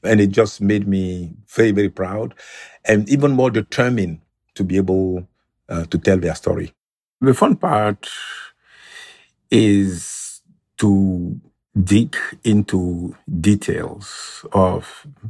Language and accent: English; Benin; English is a second language; So first of all, one of the training centers of Amazons was actually about 1 mile from my hometown.